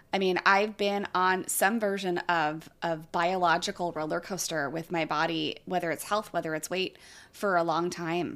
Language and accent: English; California, United States; I grew up in California